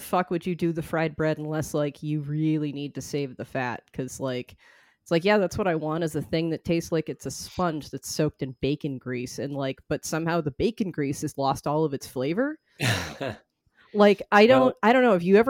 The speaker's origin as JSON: {"language": "English", "town": "Boston", "region": "Massachusetts", "country": "United States", "accent": "Boston", "said": "I've gotten shit for, you know, how bad my Boston accent is."}